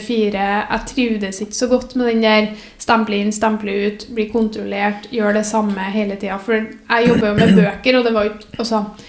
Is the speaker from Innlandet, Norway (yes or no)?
no; Namsos, Trøndelag, Norway; moved away as an adult; now in Trondheim, Norway; Jeg er fra Namsos, eller nærmere bestemt Bangsund.